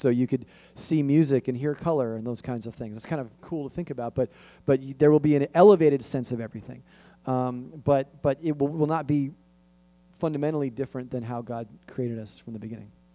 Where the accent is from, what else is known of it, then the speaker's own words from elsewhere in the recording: Los Angeles, California, United States; where I grew up in San Fernando Valley